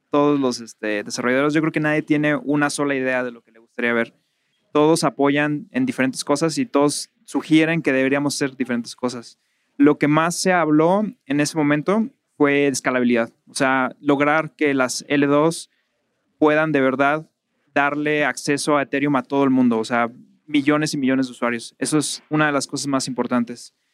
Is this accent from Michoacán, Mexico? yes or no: no; Mazatlán, Sinaloa, Mexico; soy de Mazatlán